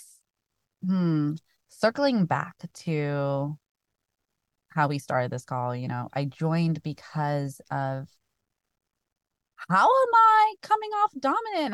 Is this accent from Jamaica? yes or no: no; Kenya; now in United States; as a Kenyan kid